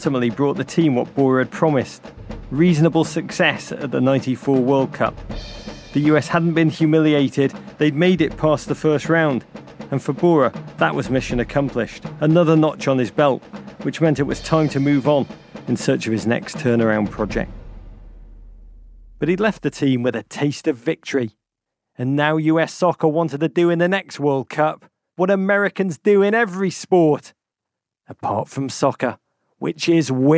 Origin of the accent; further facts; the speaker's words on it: England, United Kingdom; As an Englishman